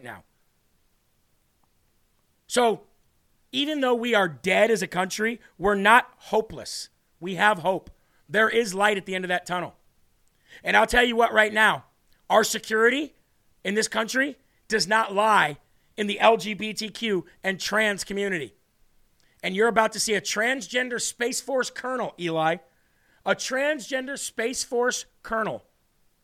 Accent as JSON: {"language": "English", "country": "United States", "said": "As an American"}